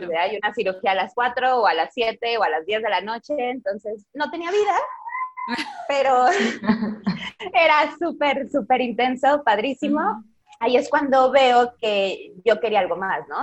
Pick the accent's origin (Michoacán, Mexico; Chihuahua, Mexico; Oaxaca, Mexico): Michoacán, Mexico; Zamora; moved away as an adult; also born or lived in Guadalajara; now in Mexico City, Mexico; nací en Zamora, Michoacán